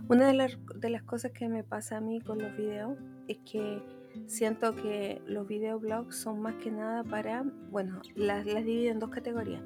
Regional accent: Chile

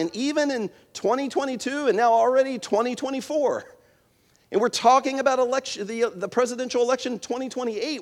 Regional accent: Winchester, Virginia, United States; where I grew up in Winchester, in the Shenandoah Valley

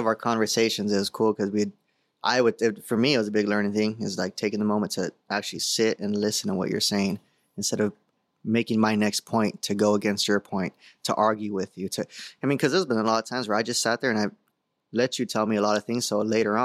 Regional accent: San Diego, California, United States; I grew up in the San Diego area.

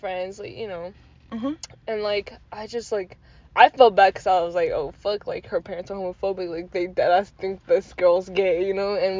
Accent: Rhode Island, United States; I'm from Rhode Island.

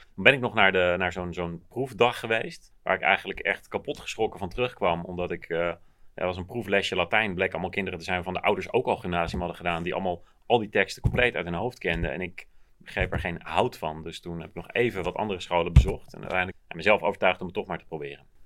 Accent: Maarssen, Utrecht, Netherlands; also born or lived in Groenekan; ik kwam uit Maarsje, maar vlak voordat ik naar de middelbare school ging zijn we verhuisd naar Groene Kant.

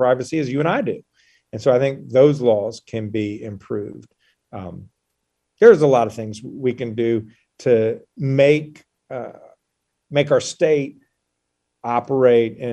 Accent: North Carolina, United States; also born or lived in Charlotte; I grew up here in North Carolina

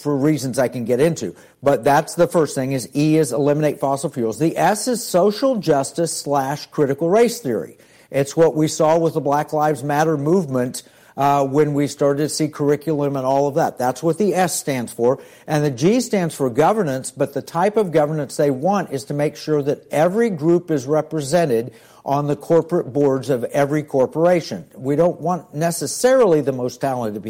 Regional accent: Tulsa, Oklahoma, United States; My background is I grew up in Tulsa, Oklahoma.

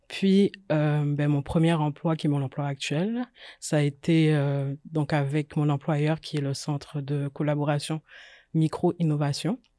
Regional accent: Guadeloupe; moved away as an adult; also born or lived in France; J'ai grandi en Guadeloupe, donc j'ai fait le lycée scientifique là-bas. Ensuite, je suis partie en France pour commencer mes études

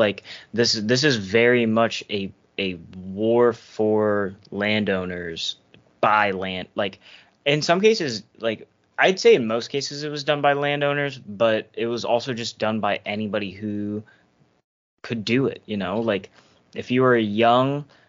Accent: United States; I'm an American

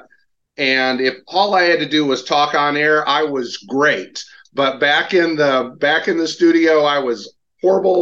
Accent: Portage, Michigan, United States; also born or lived in Grand Rapids, Michigan; I grew up in Portage, Michigan, small town in the southwestern corner

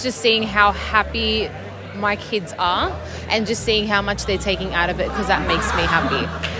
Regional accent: Sydney, New South Wales, Australia; I was born in Canterbury.

